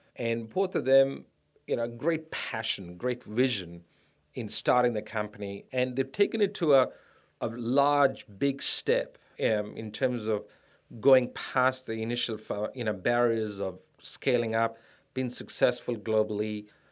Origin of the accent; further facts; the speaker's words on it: India; moved away as an adult; also born or lived in United States; now in Australia; I grew up in India, a middle class family in India